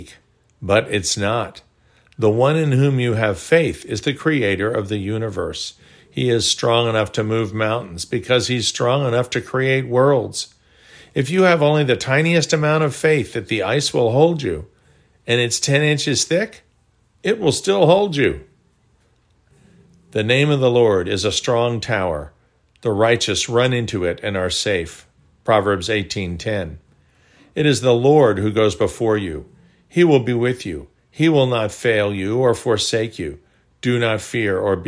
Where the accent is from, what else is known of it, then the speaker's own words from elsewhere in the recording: Chappaqua, New York, United States; Growing up in Chappaqua, New York, about 35 miles north of the city, we used to skate on Duck Pond